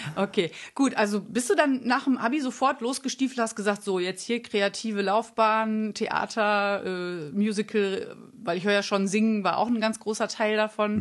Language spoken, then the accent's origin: German; Münster, North Rhine-Westphalia, Germany; ich komme ja auch aus Münster